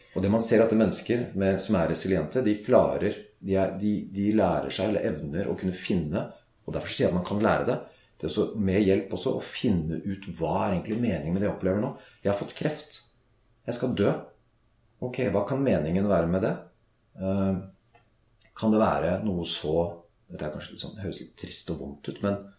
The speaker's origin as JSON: {"language": "Norwegian", "country": "Norway", "said": "Vi er nordmenn"}